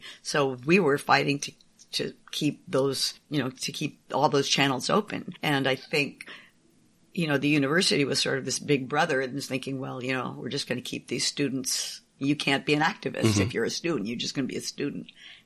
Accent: San Francisco, California, United States; I grew up in San Francisco and had liberal parents.

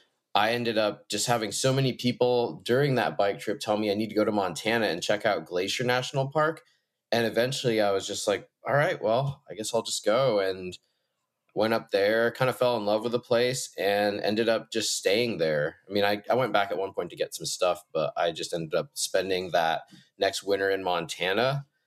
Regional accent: Hong Kong; also born or lived in Shanghai / Beijing; now in White Salmon, United States; And I grew up in Asia. My parents are from, my mom's from Denver and my dad's from Tokyo, and I spent most of my childhood in Hong Kong, Shanghai, Beijing, just massive Asian cities.

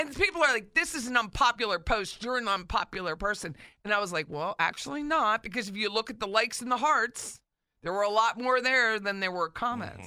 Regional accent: Philadelphia, Pennsylvania, United States; now in Tallahassee, United States; my home state of Philly.

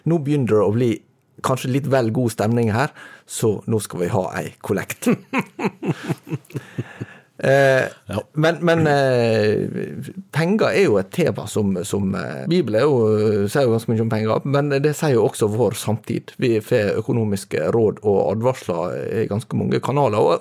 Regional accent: Møre og Romsdal, Norway; I og med at jeg er sunnmøring, så er jo økonomi eh, en, eh, relativt sånn sentral del av

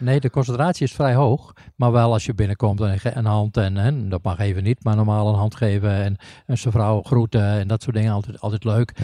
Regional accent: northern Netherlands, Netherlands; ik kom uit het noorden

